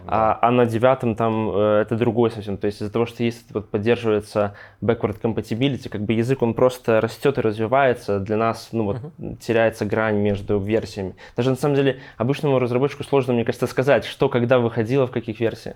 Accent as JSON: {"language": "Russian", "town": "Grodno", "region": "Grodno Region", "country": "Belarus", "tie": "born or raised there", "said": "родом я из Гродно"}